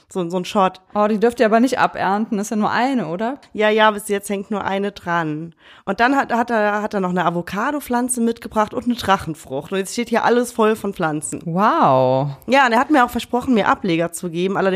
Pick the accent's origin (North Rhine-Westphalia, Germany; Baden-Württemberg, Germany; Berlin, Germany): North Rhine-Westphalia, Germany; Cologne; now in Munich, Germany; Ich bin das ja als Kölnerin gar nicht gewohnt